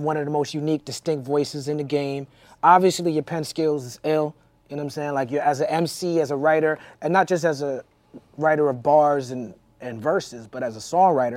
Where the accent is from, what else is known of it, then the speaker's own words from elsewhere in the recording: New York, United States; the East Coast growing up in New York